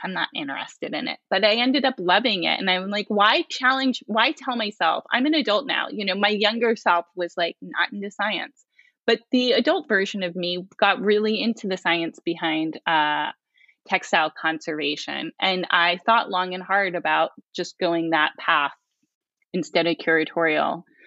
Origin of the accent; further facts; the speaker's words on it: rural Pennsylvania, United States; moved away as an adult; also born or lived in Portland, Oregon / New York; I grew up in Pennsylvania, in rural Pennsylvania